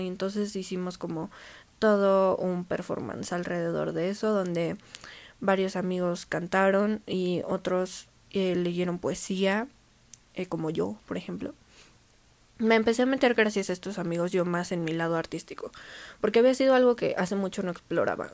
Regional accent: Mexico; yo como mujer mexicana

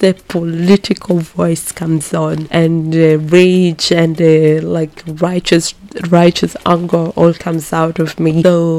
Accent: Ghana; When it comes to my citizenship, I'm originally Ghanaian, and Ghana is, when this episode comes out, is going to celebrate the 65th years of independence.

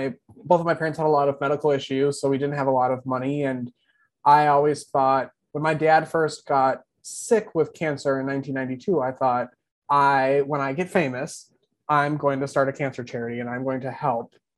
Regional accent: Wisconsin, United States; moved away as an adult; now in Texas, United States; I grew up in Wisconsin, and I lived there for 30 years.

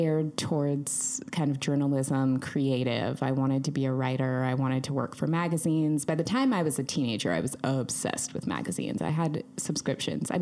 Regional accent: Seattle, Washington, United States; moved away as an adult; now in Los Angeles, United States; I'm a Seattle native. So I was born and raised in Seattle, actually lived in Seattle my entire life until about 6 months ago. So very new to LA.

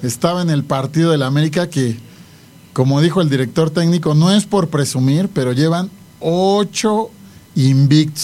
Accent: Mexico; nosotros en lo personal como los mexicanos

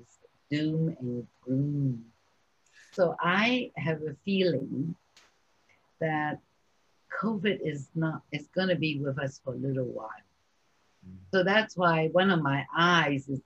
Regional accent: New York City, New York, United States; I grew up in New York City

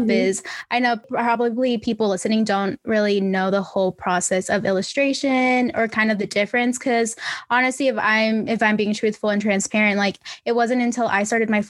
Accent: Miami, Florida, United States; That's my hometown. Yes. And then I went up to my mom. I was like, Mommy, me hablo en español. And she was like, Girl, duh, you're in Miami.

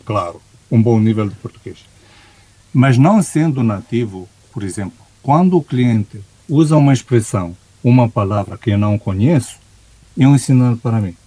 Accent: Romania; Portuguese is a second language; como romeno

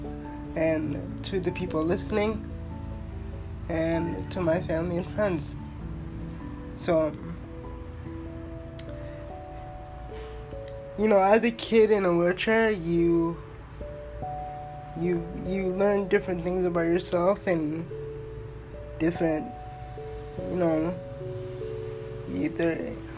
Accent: Toronto, Ontario, Canada; I'm from Toronto, Ontario, born and raised

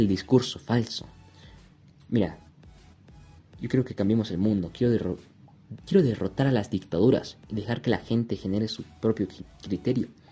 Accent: Bolivia; Solamente soy un chico boliviano

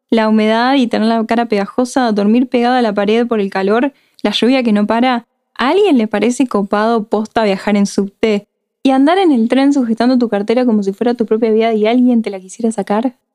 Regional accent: Comodoro Rivadavia, Chubut, Argentina; Yo nací y crecí en Comodoro, estudié en Comodoro, me recibí en Comodoro.

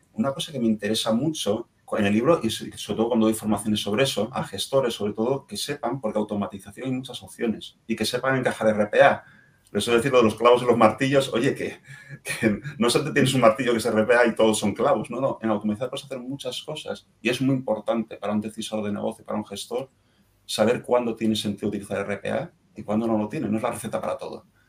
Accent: Asturias, Spain; moved away; mi tierra natal en Asturias

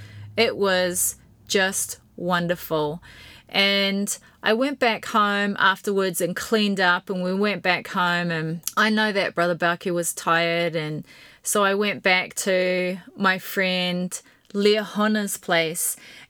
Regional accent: Invercargill, Southland, New Zealand; Now, Kyle and his family and his brother and sisters, they were all a part of my little family growing up in Invercargill.

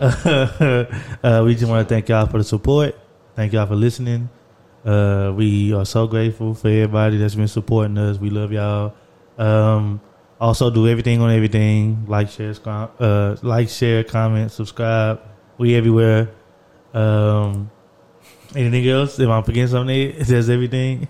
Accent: Orange, Texas, United States; we grew up in Orange, Texas

